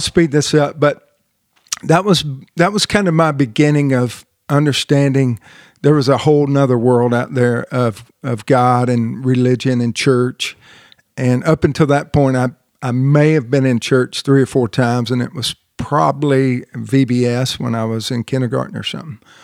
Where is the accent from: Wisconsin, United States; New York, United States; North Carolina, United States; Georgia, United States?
Georgia, United States; Marietta; moved away; also born or lived in Southern California; I was born and raised in Marietta, Marietta, Georgia